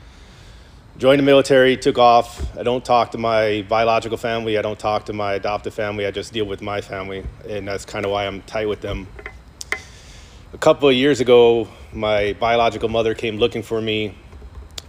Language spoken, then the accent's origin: English; New York City, New York, United States; moved away as an adult; I grew up in New York, in Brooklyn